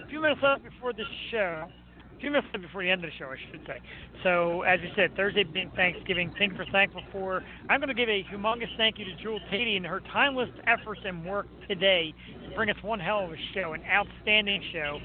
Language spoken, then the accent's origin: English; Philadelphia, Pennsylvania, United States; being that we're from Philly and a Philly show